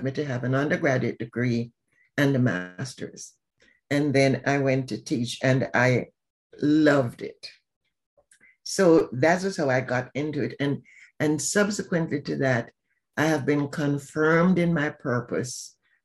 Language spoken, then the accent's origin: English; Jamaica; now in Atlanta, United States; I'm from Jamaica